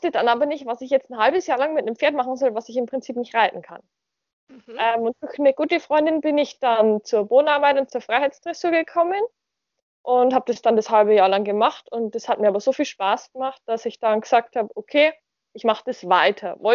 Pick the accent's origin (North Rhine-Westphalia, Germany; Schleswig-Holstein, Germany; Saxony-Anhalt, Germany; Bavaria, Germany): Bavaria, Germany; Ich bin 19 Jahre alt noch ähm, und komme aus Bayern, wohne zwischen Nürnberg und Regensburg.